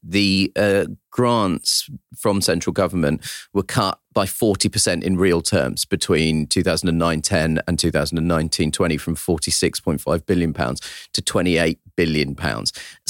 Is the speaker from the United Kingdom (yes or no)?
yes; Croydon, London, United Kingdom; my hometown of Croydon